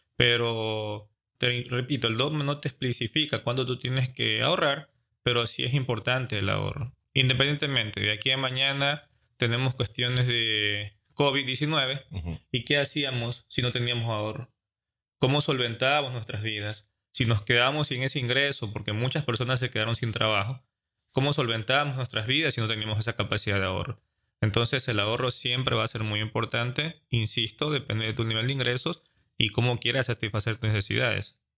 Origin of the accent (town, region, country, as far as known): Ecuador